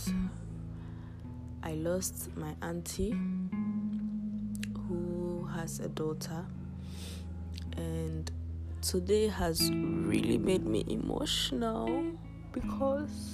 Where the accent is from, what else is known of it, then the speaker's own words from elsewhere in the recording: Ghana; I'm from Ghana